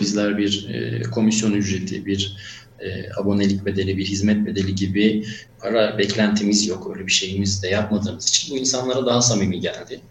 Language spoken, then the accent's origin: Turkish; Mardin, Turkey; moved away as an adult; also born or lived in Izmir; Ben Mardin doğumluyum. 1988 Mardin doğumluyum. Liseye kadar Mardin'de okudum. Orada büyüdüm.